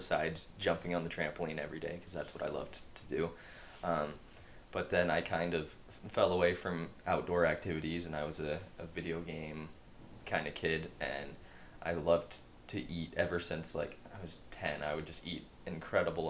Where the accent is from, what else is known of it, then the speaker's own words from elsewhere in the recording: Yakima, Washington, United States; I was born and raised in Yakima, Washington.